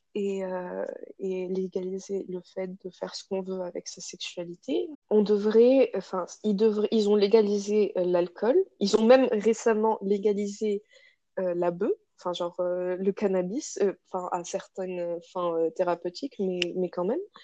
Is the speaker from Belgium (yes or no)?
no; Casablanca, Casablanca-Settat, Morocco; moved away as an adult; now in France; je suis marocaine à 100%. Et j'ai grandi là-bas, euh, à Casa. Je suis née là-bas